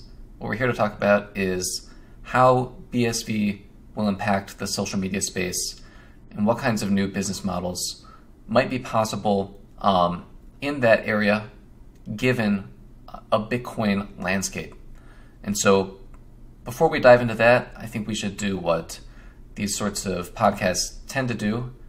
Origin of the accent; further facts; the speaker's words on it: United States; Streaming from Estonia, hailing from the United States, as are we.